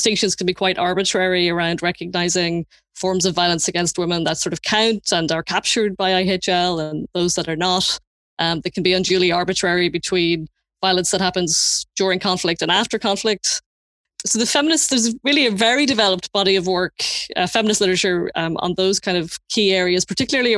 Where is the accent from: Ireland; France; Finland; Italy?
Ireland; Leinster; moved away as an adult; now in Belfast, United Kingdom; I'm originally from the Republic of Ireland near Dublin, and I moved to Belfast in 1999 to do my undergraduate degree at Queen's